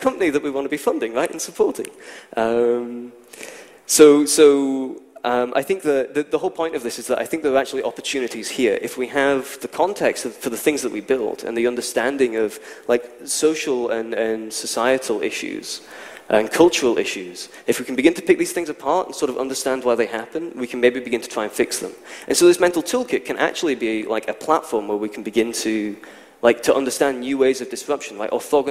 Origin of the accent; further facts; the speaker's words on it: Scotland, United Kingdom; I'm from Scotland